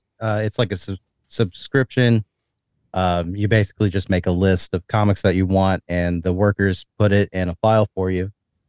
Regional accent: Northern Kentucky, United States; now in Richmond, United States; I'm originally from Northern Kentucky, and I moved down to Richmond

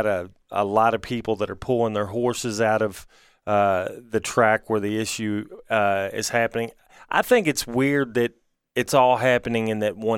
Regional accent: Louisville, Kentucky, United States; As somebody who's lived in Louisville my whole life

